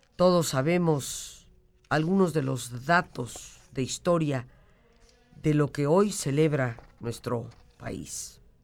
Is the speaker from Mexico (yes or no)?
yes; Mexico; como mexicanos